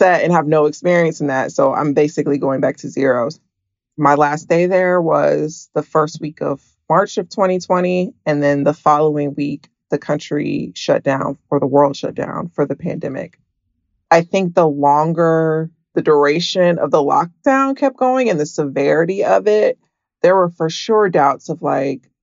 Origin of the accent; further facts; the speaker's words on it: Atlanta, Georgia, United States; moved away as an adult; now in California, United States; I am from Atlanta